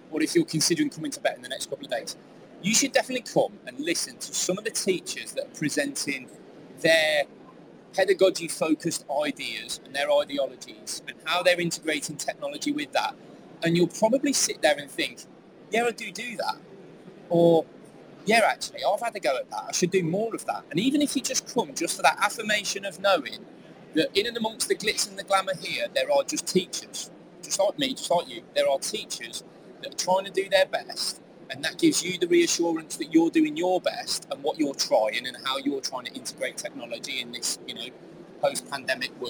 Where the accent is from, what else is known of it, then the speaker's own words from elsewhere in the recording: Staffordshire, West Midlands, United Kingdom; now in Jersey; I've come from Jersey this morning. I'm not originally from Jersey, I'm from Staffordshire, but I get to teach in Jersey.